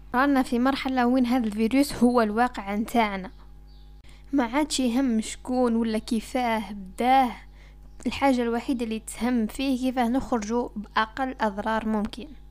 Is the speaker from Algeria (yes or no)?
yes; Algeria; أنا كمواطن جزائري بسيط